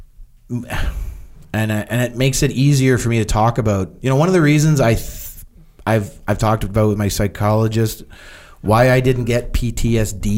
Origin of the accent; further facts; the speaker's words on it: Canada; I'm Canadian